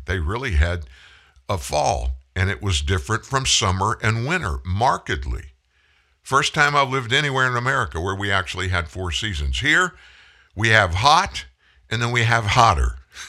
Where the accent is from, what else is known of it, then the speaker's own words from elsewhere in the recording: Louisiana, United States; moved away; We came from North Louisiana, went to Indianapolis, in 1989